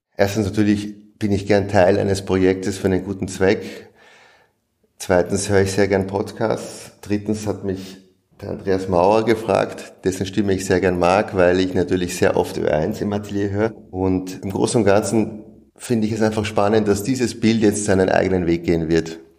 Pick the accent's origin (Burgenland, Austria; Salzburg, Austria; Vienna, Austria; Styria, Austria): Vienna, Austria; Ich komme aus Wien, bin hier aufgewachsen